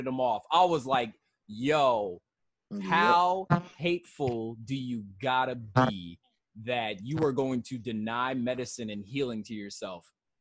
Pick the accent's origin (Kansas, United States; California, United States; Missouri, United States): Kansas, United States; now in Maryland, United States; I grew up in Kansas